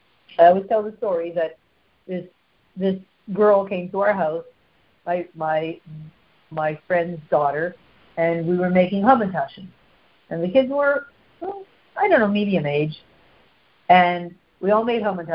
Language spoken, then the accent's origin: English; Canada; I'm so Canadian